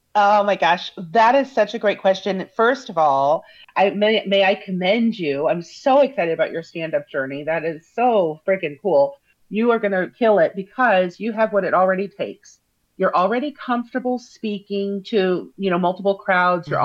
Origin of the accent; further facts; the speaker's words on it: Parkville, Missouri, United States; I'm from Parkville, which is um, just basically 10 miles from the airport